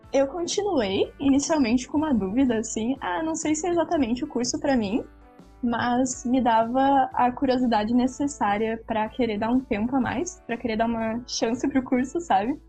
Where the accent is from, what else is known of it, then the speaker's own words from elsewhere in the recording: interior of Rio Grande do Sul, Brazil; Eu vim do interior aqui do Rio Grande do Sul